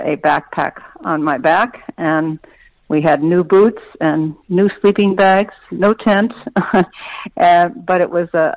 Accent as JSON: {"language": "English", "region": "Indiana", "country": "United States", "tie": "born or raised there", "also_born_or_lived": "New York City", "moved": "yes", "lives_now": "Bellevue, United States", "said": "I grew up in Indiana."}